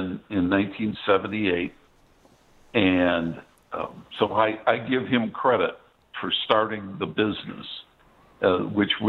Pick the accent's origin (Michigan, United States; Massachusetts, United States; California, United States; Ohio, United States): Michigan, United States; Detroit; growing up in Detroit, pardon me, it's a car city.